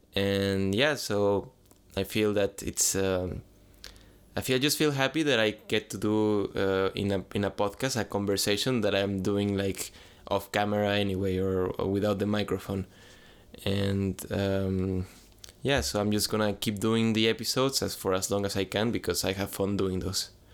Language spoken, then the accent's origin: English; San Luis, Mexico; I'm from Mexico, if you ask me question from Mexico, I'm from a, a city that is called San Luis